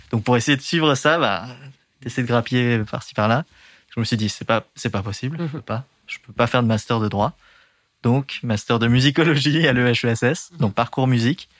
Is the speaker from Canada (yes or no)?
no; Dernancourt, Hauts-de-France, France; moved away; also born or lived in Amiens; Mon enfance, c'est en Picardie